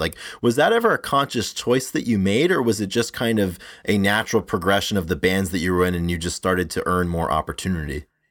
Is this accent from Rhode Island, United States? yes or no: yes; Rhode Island, United States; I grew up in the Northeast, not Philly, obviously, but I grew up in, in Rhode Island.